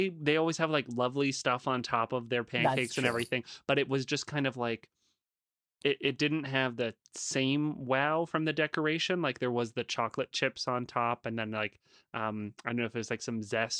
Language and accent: English; Wisconsin, United States; I'm from Wisconsin.